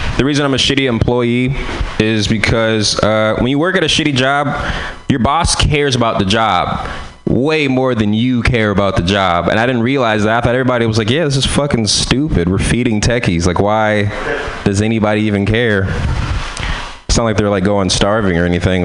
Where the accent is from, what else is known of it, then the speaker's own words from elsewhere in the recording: San Francisco, California, United States; I'm from San Francisco